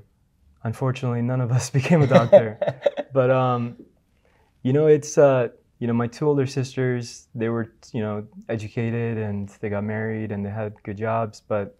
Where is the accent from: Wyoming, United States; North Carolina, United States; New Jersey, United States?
New Jersey, United States; moved away as an adult; now in Dubai, United Arab Emirates; born and raised in New Jersey.